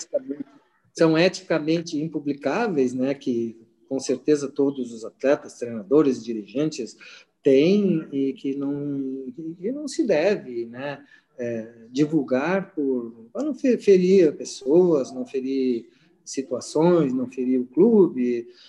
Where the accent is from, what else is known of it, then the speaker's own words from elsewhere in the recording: Gravataí, Rio Grande do Sul, Brazil; eu, como um índio que saí de Gravataí no meio do arroio, no meio do mato